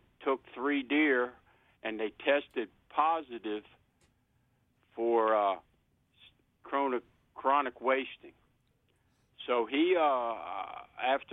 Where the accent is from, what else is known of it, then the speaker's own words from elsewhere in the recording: Virginia, United States; now in Pinellas Park, United States; I'm originally from Virginia, not far from Quantico